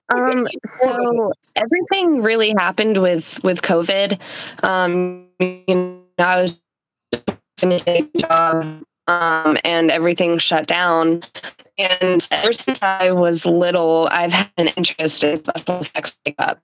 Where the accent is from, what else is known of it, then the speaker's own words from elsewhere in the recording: North Carolina, United States; I am from North Carolina, born and raised.